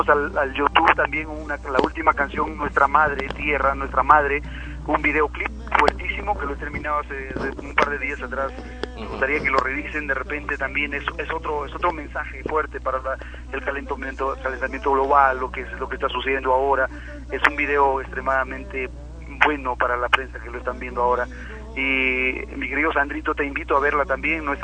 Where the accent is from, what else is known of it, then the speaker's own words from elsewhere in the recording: Cajamarca, Peru; aquí en Cajamarca, después que he venido después de mucho tiempo a visitar a mi tierra, he encontrado muchísimo cambio